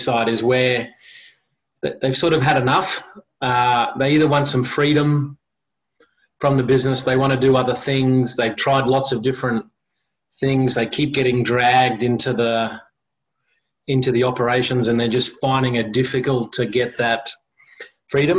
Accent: Australia; also born or lived in South Africa / Sydney, Australia / Brisbane, Australia; Grew up in Sydney, came to Brisbane, and we came to Chapel Hill on that side of town, went to school at Brisbane Boys College, BBC

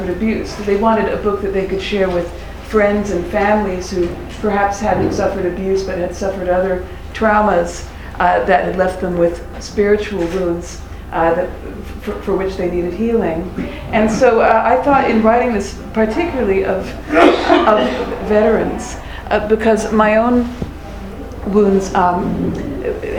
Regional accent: United States; also born or lived in Birmingham, England; I'm an American.

